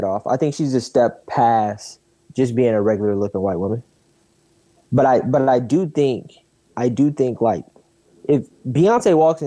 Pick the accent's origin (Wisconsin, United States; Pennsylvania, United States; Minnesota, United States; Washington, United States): Wisconsin, United States; Milwaukee; I'm a nigga from Milwaukee